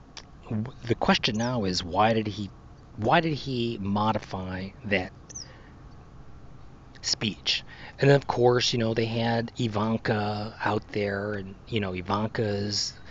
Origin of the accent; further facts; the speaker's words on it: United States; as an American